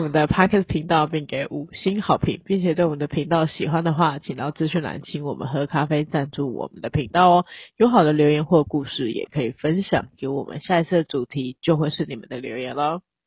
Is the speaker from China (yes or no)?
no; Taiwan; 就是我们台湾人